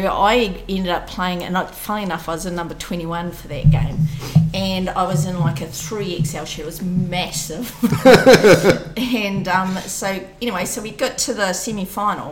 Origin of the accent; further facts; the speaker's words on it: Timaru, Canterbury, New Zealand; growing up in Timaru and playing for South Canterbury